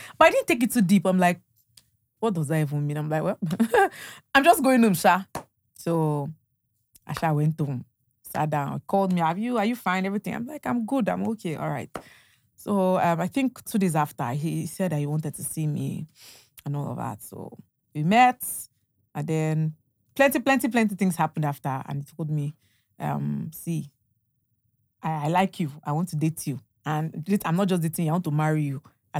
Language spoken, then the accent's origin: English; Ondo, Nigeria; I'm from Ondo. Yeah, from Ondo. Yes.